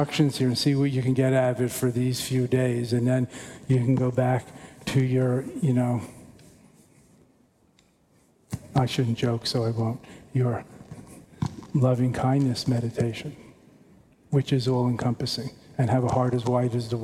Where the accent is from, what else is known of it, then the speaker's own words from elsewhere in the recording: New York, United States; moved away; I'm a New Yorker and I don't live in New York